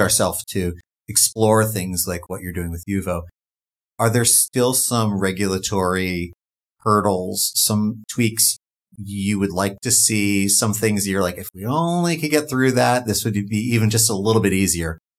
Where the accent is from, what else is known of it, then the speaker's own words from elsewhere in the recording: New York, United States; my home state of New York